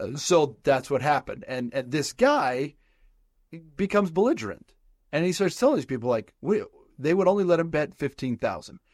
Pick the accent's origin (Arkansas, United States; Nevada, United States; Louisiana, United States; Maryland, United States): Nevada, United States; Southern; I grew up in Southern Nevada